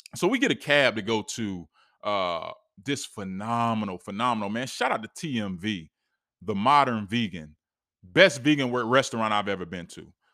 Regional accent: East Coast, United States; we come from the East Coast, we're visiting

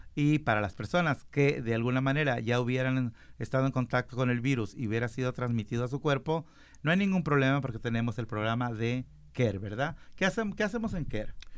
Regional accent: Mexico; yo soy mexicano

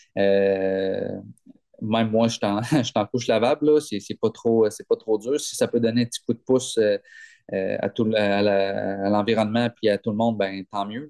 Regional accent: Gaspé, Quebec, Canada; Je viens de Gaspé

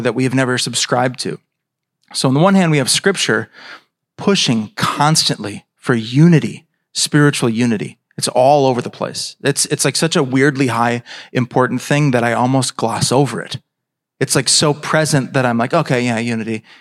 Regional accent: United States; as American Christians

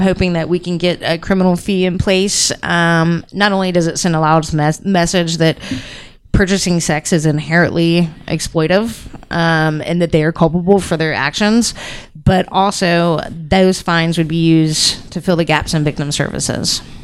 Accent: Houston, Texas, United States; I'm from Houston, Texas, born and raised in Houston, Texas

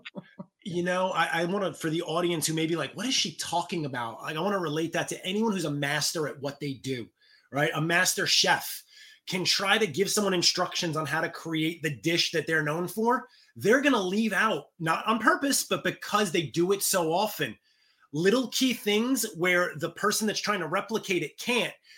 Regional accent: New York, United States; growing up in New York

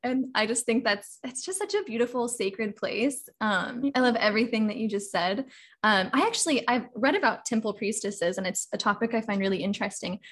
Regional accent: Kansas City, Missouri, United States; I'm from Missouri, originally Kansas City

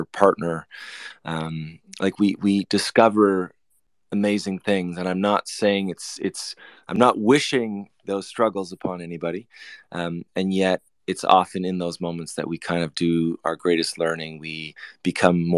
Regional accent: Canada; I'm from Canada

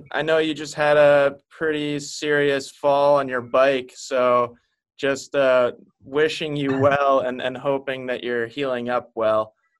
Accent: Maine, United States; growing up in Maine is pretty much the opposite spot to Seattle

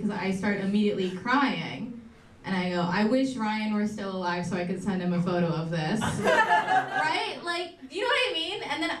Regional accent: India; Being Indian is trendy now, but wasn't when I was growing up.

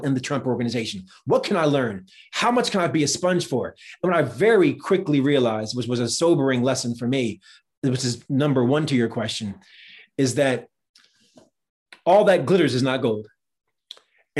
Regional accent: New Jersey, United States; I grew up in New Jersey

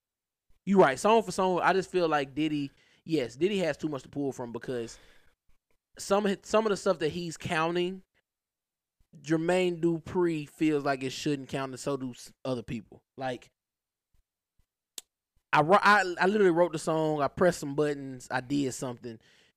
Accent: the South, United States; Maybe because I'm from the South.

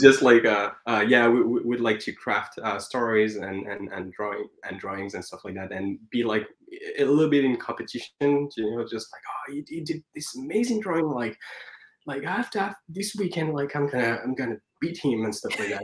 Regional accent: Paris, Île-de-France, France; moved away as an adult; now in Vancouver, Canada; I was born and raised in Paris

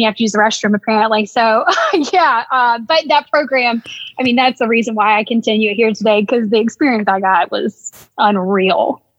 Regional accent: Alabama, United States; now in Slippery Rock, United States; I'm from Alabama and this is way more rural up here than where I'm from in Alabama.

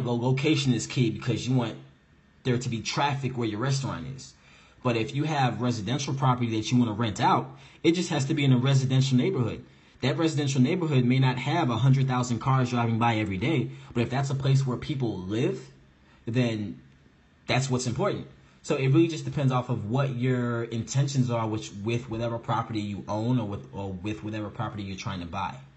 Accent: St. Louis, Missouri, United States; moved away as an adult; also born or lived in Chicago, Illinois; now in New Jersey, United States; I am originally from St. Louis, Missouri. I grew up in St. Louis and Chicago my entire life. So definitely a Midwest boy

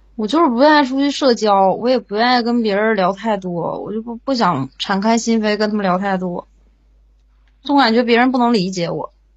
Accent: Jilin, China; 东北的，吉林的

